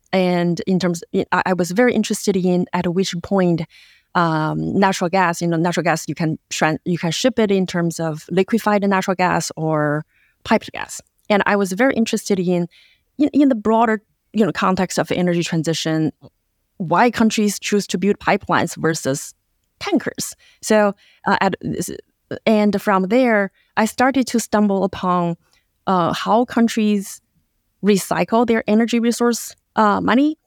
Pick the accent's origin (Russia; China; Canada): China; Yantai, Shandong; moved away; I grew up in a seashore city in China called Yantai, uh, my hometown